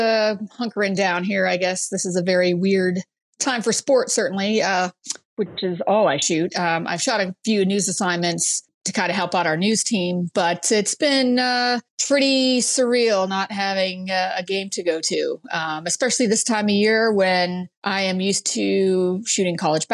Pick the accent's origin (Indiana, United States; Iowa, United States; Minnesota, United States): Minnesota, United States; Brainerd; in a really small town in northern Minnesota, Brainerd, Minnesota. Oh, yeah. And yes, of course, lost my accent, but I can bring it back when I need to.